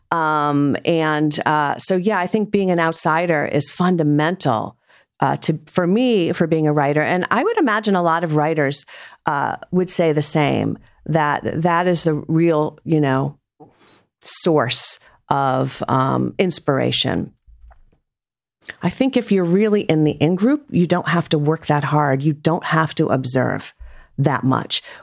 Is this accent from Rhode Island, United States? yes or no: yes; Rhode Island, United States; I grew up in Rhode Island.